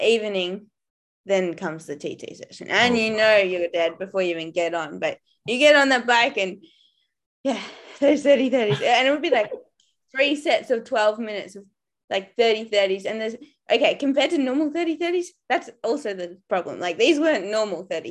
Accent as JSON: {"language": "English", "country": "Australia", "moved": "yes", "said": "being Aussie"}